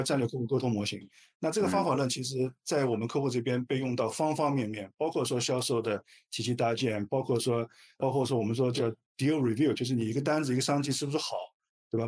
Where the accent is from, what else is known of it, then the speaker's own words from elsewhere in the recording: China; 我们中国人的企业都其实非常务实的